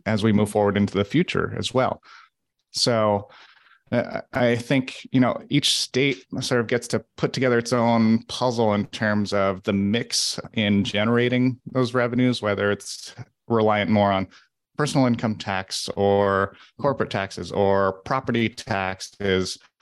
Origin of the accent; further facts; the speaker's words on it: Burlington, Vermont, United States; I grew up in Burlington